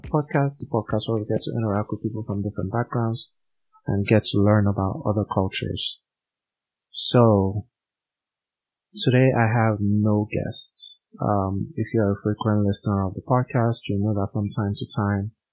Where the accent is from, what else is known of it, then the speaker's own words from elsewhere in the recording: Nigeria; moved away as an adult; I was born in Nigeria. I lived there for the first 26 years of my life